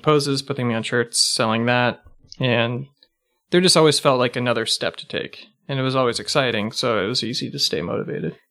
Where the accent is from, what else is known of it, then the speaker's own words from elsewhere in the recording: Pasadena, California, United States; also born or lived in San Francisco / Los Angeles; I actually grew up in, uh, Pasadena